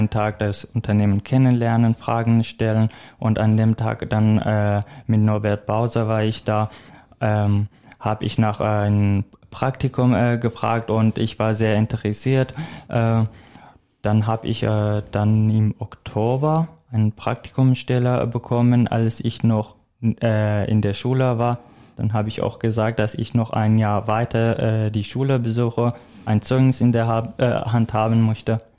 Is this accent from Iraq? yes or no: yes; Iraq; German is a second language; now in Germany; ich komme jetzt mal aus dem Irak. Mhm. Das ist schon eine weite Strecke. Ähm, mein Weg nach äh, Deutschland war auch nicht geplant